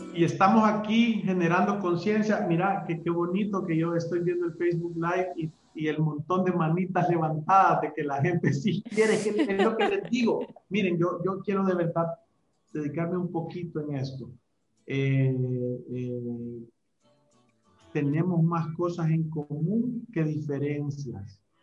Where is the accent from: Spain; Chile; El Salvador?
El Salvador; somos salvadoreños